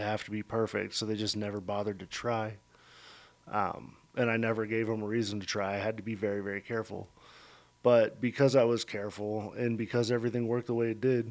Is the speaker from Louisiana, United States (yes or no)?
no; Denver, Colorado, United States; now in Pueblo, United States; I'm from Denver. I grew up in Denver